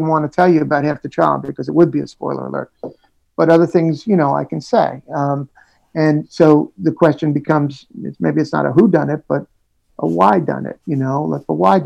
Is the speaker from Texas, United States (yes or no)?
no; New York City, New York, United States; I was, yeah, in Jackson Heights, you know, and then moved, grew up in Jackson